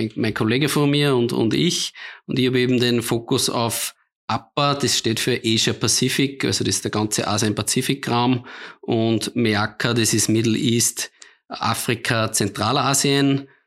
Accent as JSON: {"language": "German", "country": "Austria", "said": "als Österreicher"}